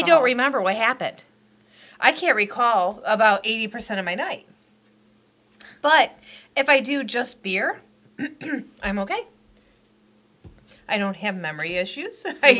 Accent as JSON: {"language": "English", "town": "Wyandotte", "region": "Michigan", "country": "United States", "tie": "born or raised there"}